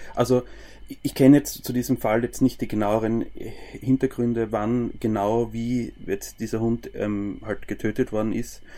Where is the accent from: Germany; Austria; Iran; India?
Austria; Styria; Bei uns in der Steiermark